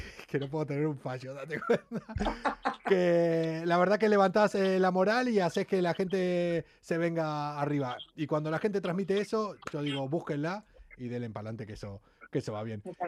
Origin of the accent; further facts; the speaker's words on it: Argentina; now in Spain; soy argentino